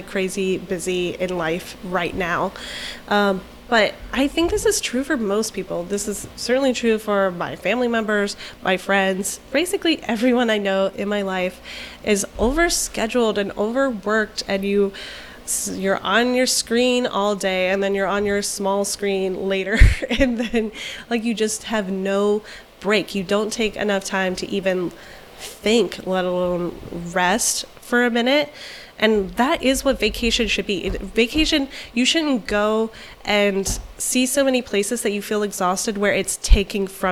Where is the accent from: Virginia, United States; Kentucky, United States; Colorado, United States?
Virginia, United States; now in Florida, United States; I'm from Virginia originally, like, from very small towns